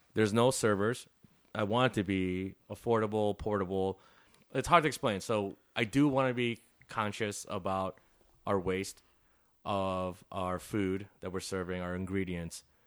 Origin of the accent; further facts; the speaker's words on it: Chicago, Illinois, United States; also born or lived in Des Plaines, Illinois; eight years here, four years in the suburbs. I didn't really hang out there. And then I lived in the city ever since